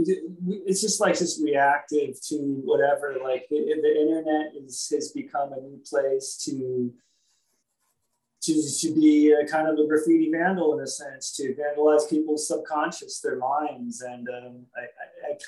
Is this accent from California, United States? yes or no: yes; Los Angeles, California, United States; growing up in Hollywood